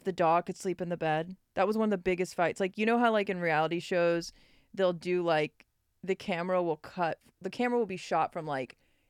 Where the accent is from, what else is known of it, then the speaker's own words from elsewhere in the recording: Mississippi, United States; born there; Mississippi Filipino, yeah. That's me. That's how it is. And then I was born in Mississippi.